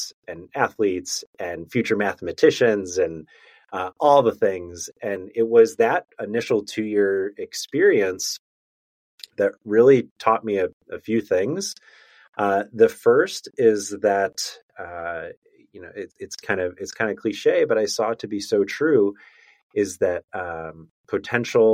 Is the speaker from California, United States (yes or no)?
no; outside of Chicago, Illinois, United States; moved away as an adult; also born or lived in Virginia / Memphis, Tennessee; I grew up outside of Chicago, went to school in Virginia, applied to Teach for America, and got placed in Memphis, Tennessee.